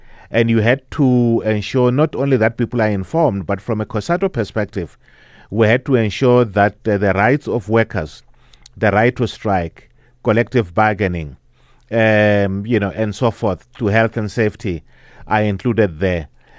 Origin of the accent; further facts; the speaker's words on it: Olifantshoek, Limpopo, South Africa; now in Johannesburg, South Africa; I grew up in Limpopo, in Olifantshoek. My parents were moved there around 1962. I was born 1958. And then I went to school there and then came to Johannesburg to start working around 1979.